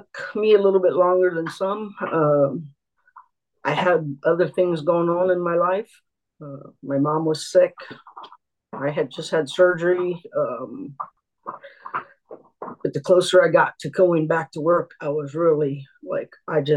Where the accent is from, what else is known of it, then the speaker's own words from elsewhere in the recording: Ohio, United States; I'm from Ohio